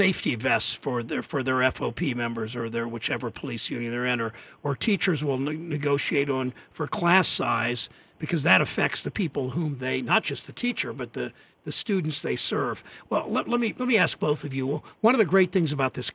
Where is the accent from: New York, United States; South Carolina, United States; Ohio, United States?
Ohio, United States; Mansfield; when I was growing up in Mansfield, Ohio